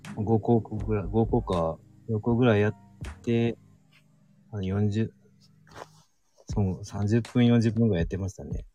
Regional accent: Kansai, Japan; also born or lived in Shizuoka Prefecture; now in Shizuoka, Japan; 自分は出身関西ですよ

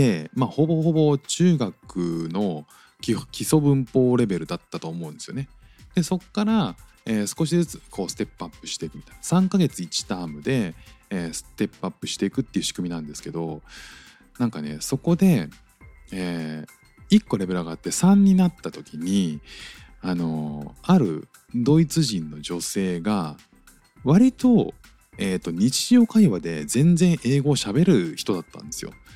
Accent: Japan; moved away as an adult; now in Singapore

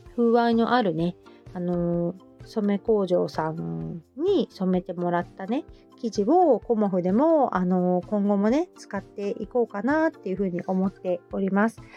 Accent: Hamamatsu, Shizuoka, Japan; now in Kita-Kamakura, Japan; 私の地元の浜松

